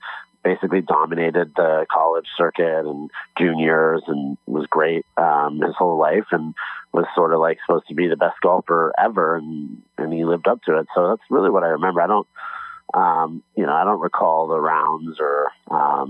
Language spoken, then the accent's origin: English; Los Angeles, California, United States; I'm from Los Angeles